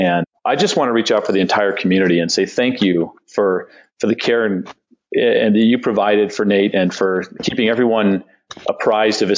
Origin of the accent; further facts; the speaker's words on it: San Diego, California, United States; I grew up in San Diego myself